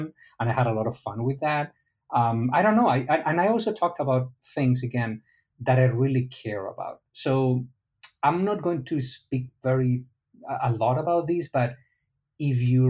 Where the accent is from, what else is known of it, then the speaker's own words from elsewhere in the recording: Spain; now in Miami, United States; I'm from Spain, not from Egypt